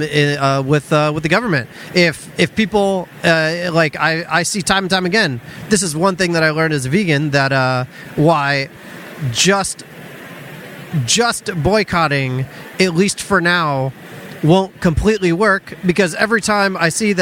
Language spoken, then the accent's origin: English; Tampa, Florida, United States; moved away as an adult; also born or lived in Orlando, Florida; now in Los Angeles, United States; I'm from Florida originally.